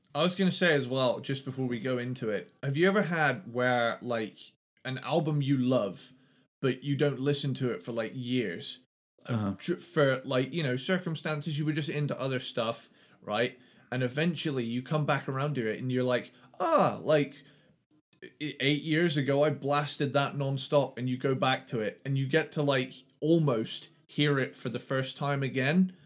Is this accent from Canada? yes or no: no; United Kingdom; I'm from Britain